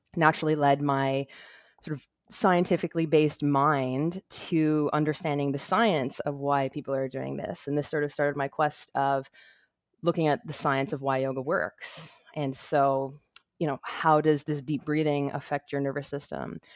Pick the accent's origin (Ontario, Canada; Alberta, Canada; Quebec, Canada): Ontario, Canada; Toronto; my hometown of Toronto, Ontario